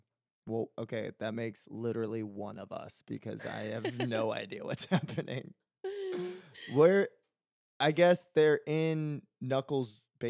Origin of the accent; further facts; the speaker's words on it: Maryland, United States; moved away; whenever I'm in a bus going like home down to Maryland